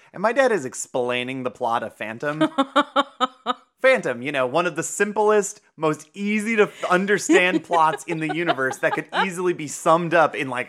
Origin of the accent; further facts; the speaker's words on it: Ohio, United States; It's devoid of an accent because we're from Ohio.